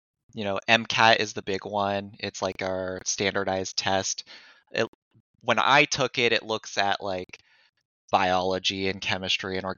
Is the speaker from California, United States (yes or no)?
yes; Mariposa, California, United States; I grew up in Mariposa, so I went to high school and stuff with Kelly